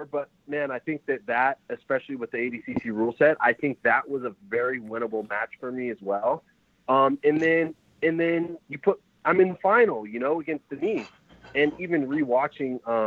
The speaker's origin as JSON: {"language": "English", "town": "Fresno", "region": "California", "country": "United States", "also_born_or_lived": "San Jose", "said": "I'm from Fresno, but um, I'm training here in San Jose"}